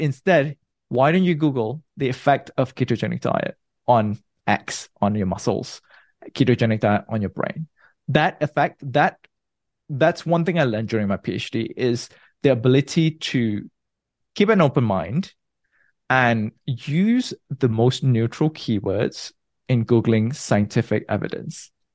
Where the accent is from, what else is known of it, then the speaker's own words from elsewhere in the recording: Malaysia; moved away as an adult; also born or lived in Nottingham, United Kingdom / New York, United States / New Jersey, United States / Munich, Germany; now in San Francisco, United States; I was born and bred in Malaysia. I grew up there.